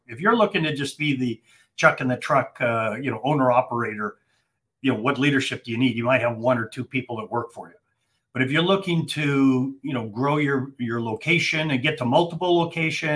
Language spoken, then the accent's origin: English; Calgary, Alberta, Canada; moved away as an adult; also born or lived in Ontario / Vancouver, British Columbia; now in Atlanta, United States; I'm from Calgary originally. I live in Atlanta, Georgia now